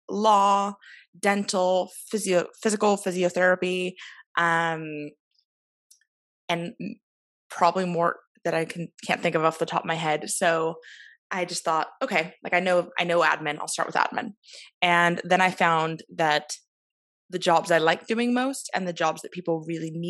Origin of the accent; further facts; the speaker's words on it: Oregon, United States; moved away as an adult; now in Belfast, United Kingdom; I'm originally from Oregon in the States, but I've lived here for almost 5 years